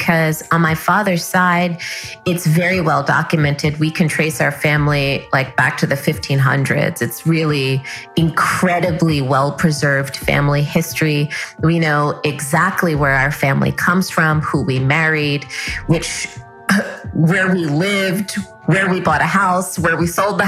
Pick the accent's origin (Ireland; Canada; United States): United States; New York City, New York; grew up in New York City, and my dad's family is all in California. So I grew up with my mom's family because my mom's a New York girl. We were all born in the Bronx